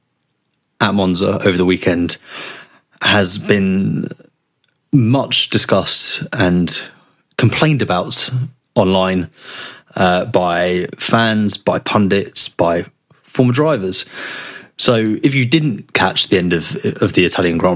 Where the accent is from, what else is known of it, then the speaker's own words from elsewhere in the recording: London, United Kingdom; I grew up in South London. We didn't have tractors.